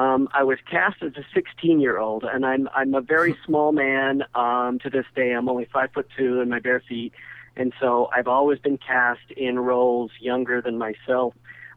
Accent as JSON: {"language": "English", "town": "Ogden", "region": "Utah", "country": "United States", "tie": "born or raised there", "said": "I was born and raised in Ogden, Utah. That's where I still live."}